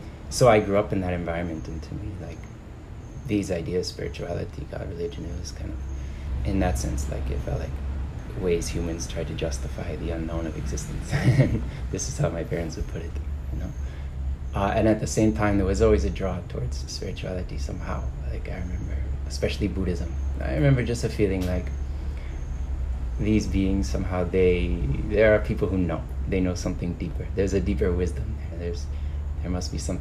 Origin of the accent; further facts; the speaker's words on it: just outside of Boston, Massachusetts, United States; I grew up in the States. I grew up in Massachusetts, like just outside of Boston